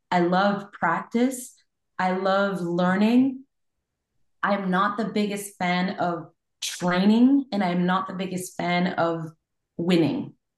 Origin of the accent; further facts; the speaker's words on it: Montreal, Quebec, Canada; I'm from Montreal, Quebec